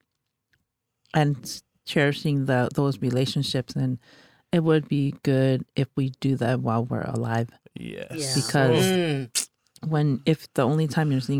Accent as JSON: {"language": "English", "town": "San Bruno", "region": "California", "country": "United States", "said": "I'm from San Bruno, California"}